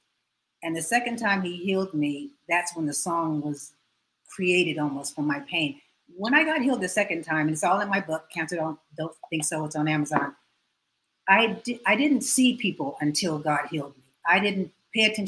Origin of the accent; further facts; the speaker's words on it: San Diego, California, United States; also born or lived in Tulsa, Oklahoma; I'm from San Diego, which I love